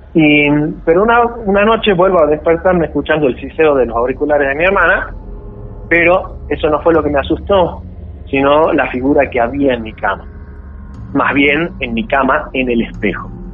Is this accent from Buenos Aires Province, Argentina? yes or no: no; Salta, Argentina; also born or lived in Campo Santo, Salta; Sí, sí, toda mi vida aquí.